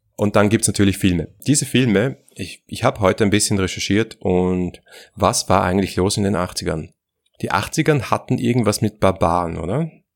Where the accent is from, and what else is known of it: Austria